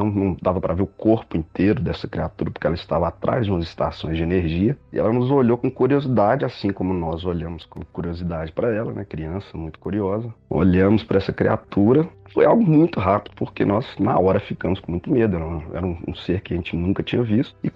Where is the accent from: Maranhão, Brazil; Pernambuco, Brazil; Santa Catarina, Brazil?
Pernambuco, Brazil; now in Belo Horizonte, Brazil; É, eu sou natural de Pernambuco, mas moro em Minas Gerais já há bom, bastante tempo já, quase 25 anos